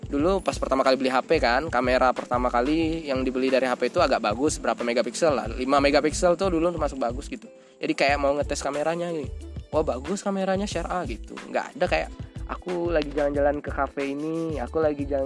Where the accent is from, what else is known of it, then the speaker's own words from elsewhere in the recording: Jambi, Indonesia; saya misalkan di, saya orang Jambi ya saya nggak berteman dengan orang Jambi kebanyakan